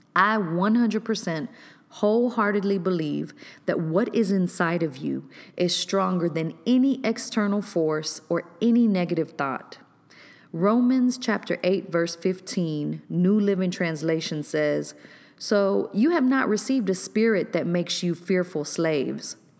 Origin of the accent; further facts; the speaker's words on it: Waco, Texas, United States; my hometown of Waco, Texas.